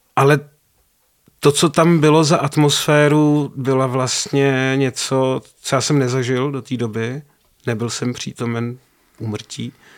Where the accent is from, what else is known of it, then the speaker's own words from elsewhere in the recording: Prague, Czechia; no ne, z Prahy, jako z České republiky